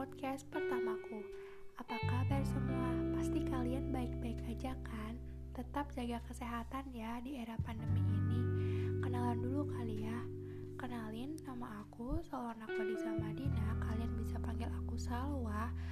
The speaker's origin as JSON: {"language": "Indonesian", "town": "Metro", "region": "Lampung", "country": "Indonesia", "said": "Aku berasal dari Metro Lampung"}